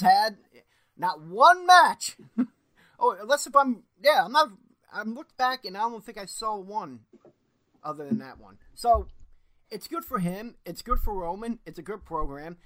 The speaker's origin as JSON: {"language": "English", "town": "Philadelphia", "region": "Pennsylvania", "country": "United States", "said": "I'm from Philly."}